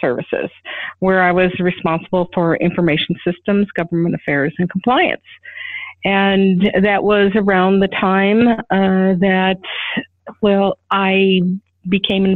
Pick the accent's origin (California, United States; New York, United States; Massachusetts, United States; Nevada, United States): Nevada, United States; Las Vegas; moved away as an adult; also born or lived in Chicago, Illinois; When I moved back to my hometown in Las Vegas, Nevada